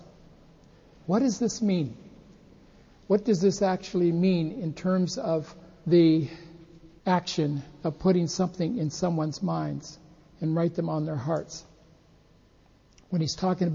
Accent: United States; now in Japan; we're from the United States.

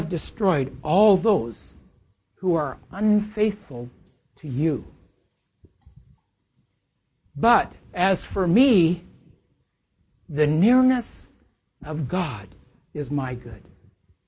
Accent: Lynden, Washington, United States; we're from Linden, Washington

